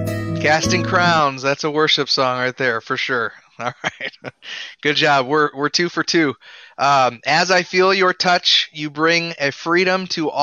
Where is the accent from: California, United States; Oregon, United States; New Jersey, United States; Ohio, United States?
Ohio, United States; Cleveland; also born or lived in Westerville; now in Missouri, United States; I was born in Columbus in {S0} Okay. {S1} Westerville, actually. And then I grew up Cleveland area, and now I'm in Missouri, which I like.